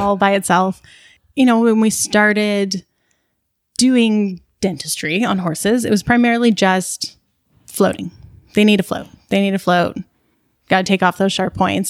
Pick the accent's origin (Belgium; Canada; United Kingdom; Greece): Canada; Burlington, Ontario; also born or lived in Guelph / Calgary; I grew up in Burlington and in kind of the local horse community around there.